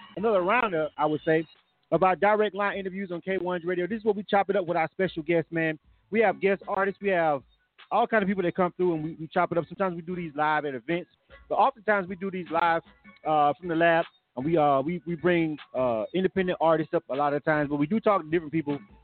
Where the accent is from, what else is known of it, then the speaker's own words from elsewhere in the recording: Florida, United States; I'm from Florida.